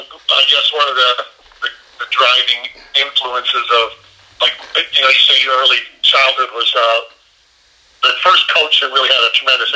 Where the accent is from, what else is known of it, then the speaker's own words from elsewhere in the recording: Concord, Michigan, United States; also born or lived in Canada / Albion, Michigan; Concord was a good place to grow up. You know, like just kind of a side note, we were both, all of us were born in Canada actually, so I'm a Canadian. Huh. I actually have dual citizenship, but you know, we were born in Canada.